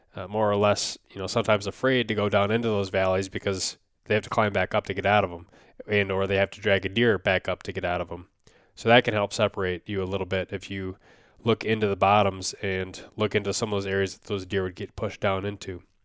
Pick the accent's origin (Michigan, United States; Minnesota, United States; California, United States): Minnesota, United States; my home state here of Minnesota